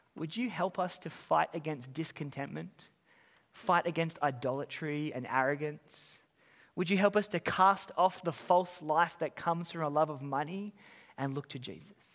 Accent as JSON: {"language": "English", "country": "Australia", "moved": "as an adult", "lives_now": "Auckland, New Zealand", "said": "I'm, I'm an Aussie, I've been here for"}